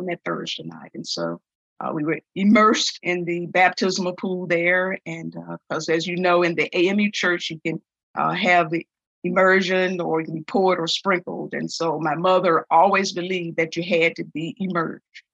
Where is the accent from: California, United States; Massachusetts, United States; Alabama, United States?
Alabama, United States; Bessemer; born and raised in Bessemer, Alabama.